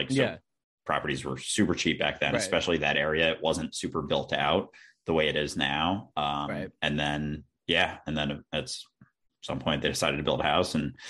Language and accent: English; Minnesota, United States; also born or lived in Boston; And growing up, I grew up in Minnesota, actually, outside Minneapolis.